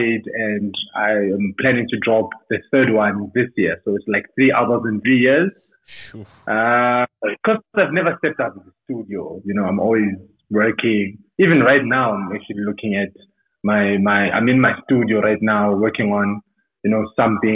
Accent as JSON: {"language": "English", "town": "Soweto", "region": "Gauteng", "country": "South Africa", "tie": "born or raised there", "said": "I'm a Tsonga guy from Soweto. And yeah, man, growing up in Soweto"}